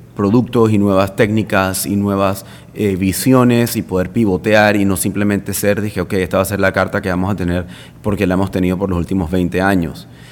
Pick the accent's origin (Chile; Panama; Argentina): Panama; moved away as an adult; now in Madrid, Spain; yo soy solo de Panamá